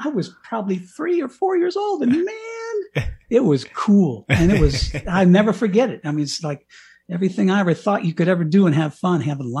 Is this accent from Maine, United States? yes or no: yes; Bangor, Maine, United States; there's a picture on the front page of my hometown newspaper of me kissing the ground in Bangor, Maine.